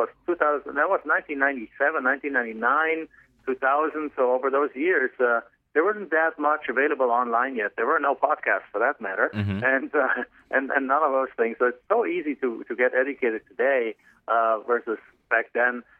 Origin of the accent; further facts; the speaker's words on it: Germany; English is a second language; moved away as an adult; now in United States; I'm not originally from the United States. I'm actually from Germany originally. So you can probably tell from my accent